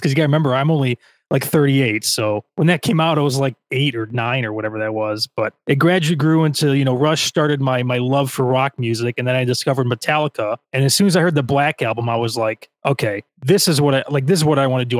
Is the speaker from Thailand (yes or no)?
no; Chicago, Illinois, United States; I'm from the suburbs of Chicago, and I never go into the city